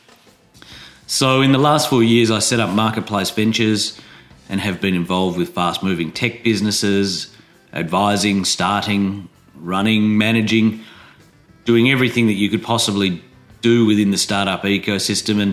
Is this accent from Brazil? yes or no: no; Adelaide, South Australia, Australia; moved away as an adult; also born or lived in Sydney; I played drums in bands in my hometown of Adelaide